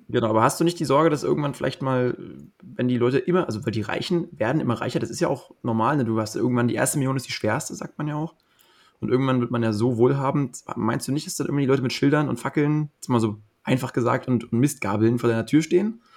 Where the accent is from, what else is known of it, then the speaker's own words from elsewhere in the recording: Potsdam, Brandenburg, Germany; ich komme ja. selbst aus dem Speckgürtel von Berlin. Ich bin in Potsdam groß geworden